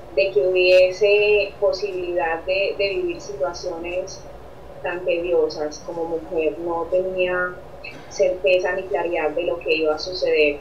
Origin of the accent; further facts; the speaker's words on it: Colombia; como colombiana que soy, yo en parte me siento muy feliz de ser colombiana